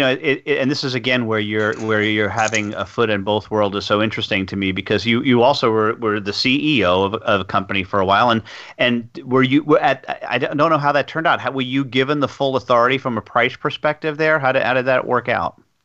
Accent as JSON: {"language": "English", "country": "United States", "accent": "American", "said": "my American accent"}